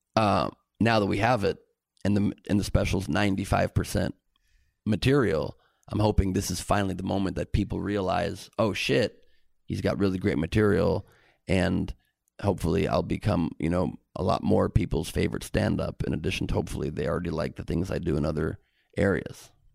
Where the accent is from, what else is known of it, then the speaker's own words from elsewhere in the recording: Los Angeles, California, United States; growing up in a beautiful city here in L